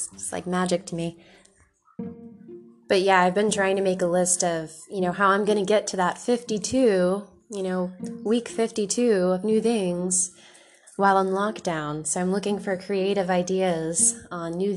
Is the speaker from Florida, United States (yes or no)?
yes; Florida, United States; I grew up in Florida